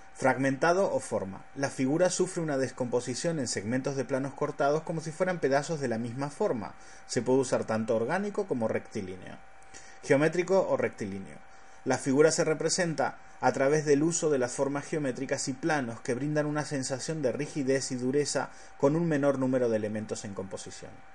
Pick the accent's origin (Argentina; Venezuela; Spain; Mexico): Argentina; soy argentino